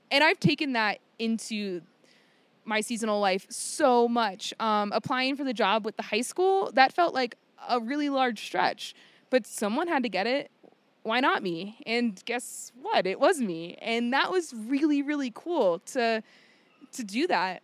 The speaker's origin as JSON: {"language": "English", "region": "Virginia", "country": "United States", "tie": "born or raised there", "moved": "as an adult", "said": "I grew up in a very small town in Virginia"}